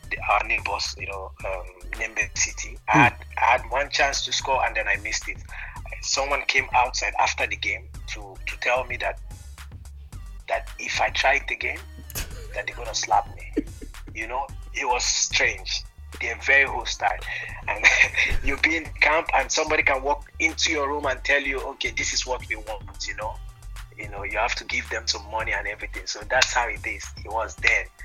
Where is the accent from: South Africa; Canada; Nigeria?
Nigeria; Bayelsa; English is a second language; moved away as an adult; also born or lived in Malatya, Turkey; directly I came from from Bayelsa. I came to, to, to Turkey.